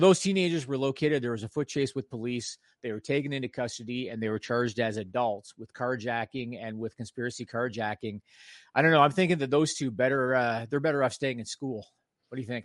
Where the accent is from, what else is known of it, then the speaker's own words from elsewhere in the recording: Canada; I'm Canadian